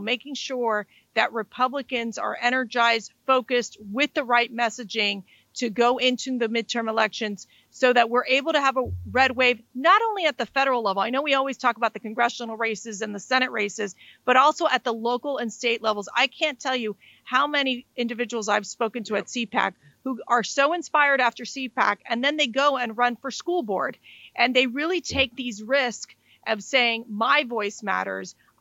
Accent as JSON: {"language": "English", "region": "Florida", "country": "United States", "said": "my home state of Florida"}